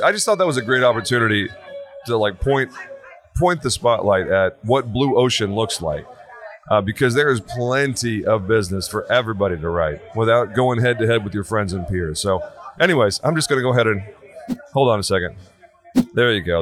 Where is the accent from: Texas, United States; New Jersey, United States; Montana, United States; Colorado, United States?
Texas, United States; I'm from Texas